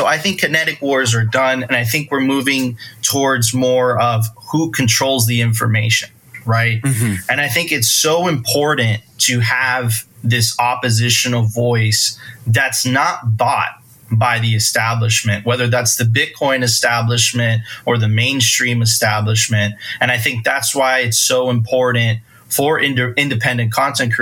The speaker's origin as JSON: {"language": "English", "country": "Venezuela", "also_born_or_lived": "Miami Beach, Florida", "moved": "yes", "said": "I come from Venezuela"}